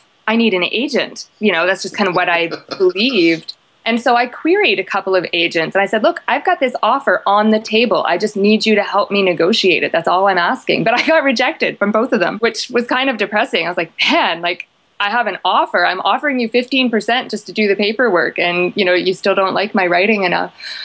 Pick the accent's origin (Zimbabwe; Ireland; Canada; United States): Canada; I'm Canadian